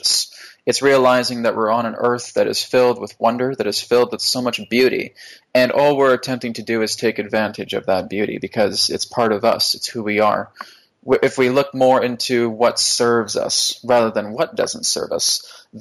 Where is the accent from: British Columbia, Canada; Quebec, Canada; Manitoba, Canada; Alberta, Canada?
British Columbia, Canada; Vancouver; I'm from Vancouver, so we have a lot of mountains here.